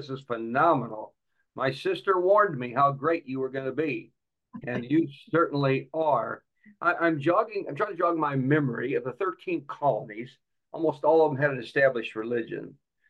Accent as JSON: {"language": "English", "region": "Midwest", "country": "United States", "tie": "born or raised there", "said": "I grew up in the Midwest."}